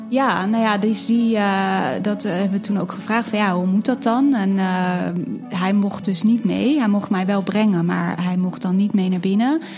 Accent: Hilversum area, North Holland, Netherlands; ik kom uit de omgeving van Hilversum

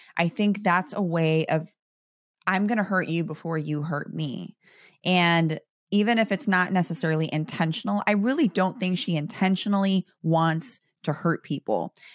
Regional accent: Chicago, Illinois, United States; I'm from Chicago

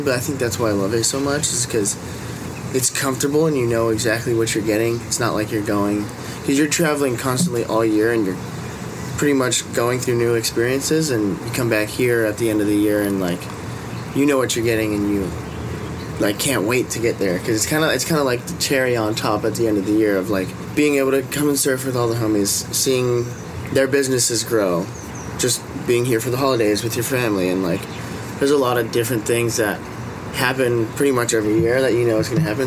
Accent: Hawaii, United States; growing up in Hawaii is kind of the best thing you could ever

